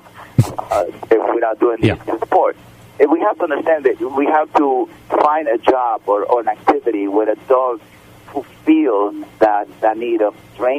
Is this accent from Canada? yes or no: no; Mexico; now in United States; growing up in Mexico